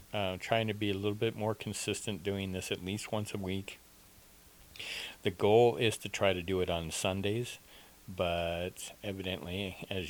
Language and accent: English; Nova Scotia, Canada; also born or lived in southern Arizona, United States; now in Arizona, United States; I was raised in Nova Scotia, Canada